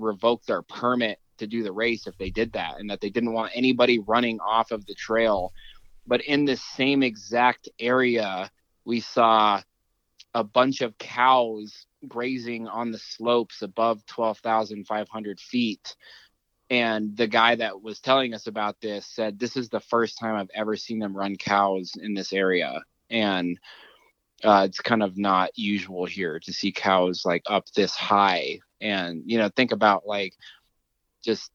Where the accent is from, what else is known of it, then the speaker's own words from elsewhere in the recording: Durango, Colorado, United States; where I'm from here in Colorado, where I grew up outside of Durango